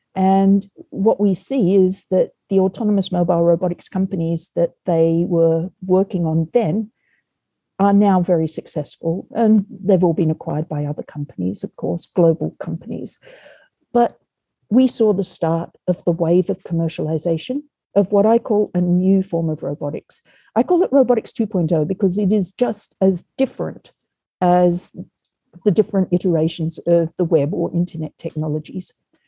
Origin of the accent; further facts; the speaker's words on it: Australia; moved away as an adult; now in United States; I came over from Australia in 2010. I was finishing up my master's in human-robot interaction, or human-robot culture.